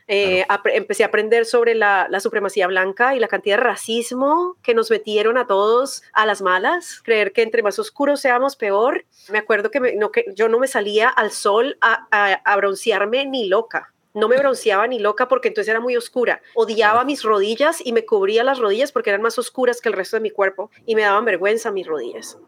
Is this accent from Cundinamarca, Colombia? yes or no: no; Bogotá, Colombia; accent: rolo; moved away as an adult; now in United States; yo crecí en Colombia, nací crecí en Colombia, en Bogotá